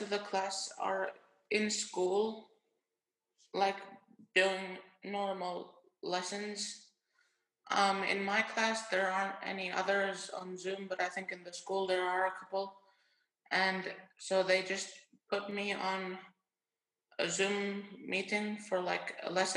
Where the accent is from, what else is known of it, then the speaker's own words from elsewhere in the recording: Finland; I'm from Finland, and I attended the same school as Aiden for 5 years. It's the International School of Helsinki.